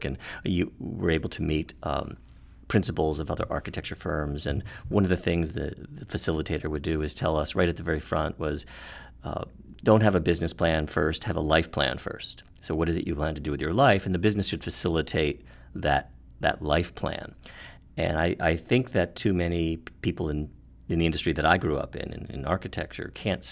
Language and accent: English; United States; also born or lived in California; being an American and living in the United States